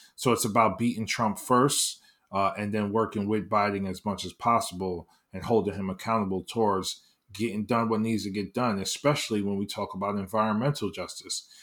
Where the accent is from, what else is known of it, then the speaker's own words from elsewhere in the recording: New York City, New York, United States; born and raised in East, on, in the East Harlem, Upper East Side, uh, section of Manhattan